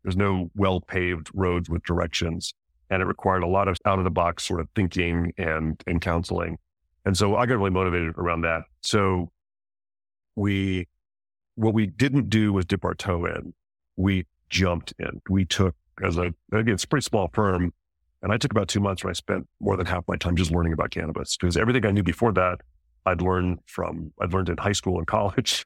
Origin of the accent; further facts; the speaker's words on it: New Mexico, United States; I grew up in New Mexico